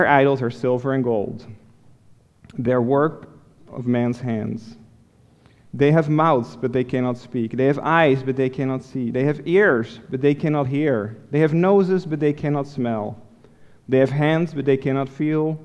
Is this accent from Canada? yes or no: no; Netherlands; moved away as an adult; now in United States; I grew up in Holland, in Europe. And I didn't come to America until after I met Elisa